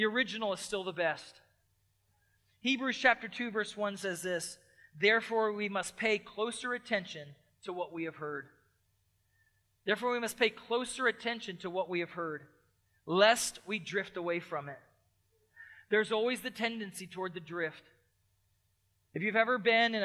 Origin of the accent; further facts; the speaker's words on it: Lancaster, Pennsylvania, United States; moved away; I grew up on the East Coast. I grew up close to Lancaster, Pennsylvania